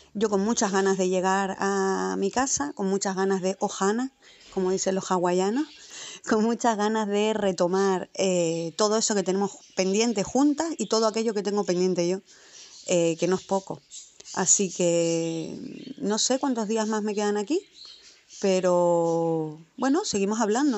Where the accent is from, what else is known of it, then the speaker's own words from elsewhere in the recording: Tenerife, Canary Islands, Spain; moved away as an adult; now in Madrid, Spain; yo soy de Tenerife, me crié allí